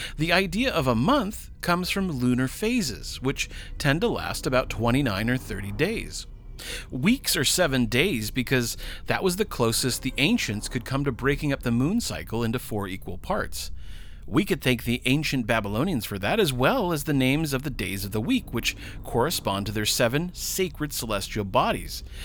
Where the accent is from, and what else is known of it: United States